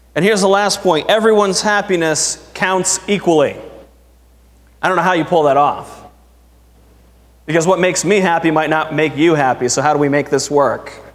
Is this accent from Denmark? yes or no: no; United States; I am proud to be an American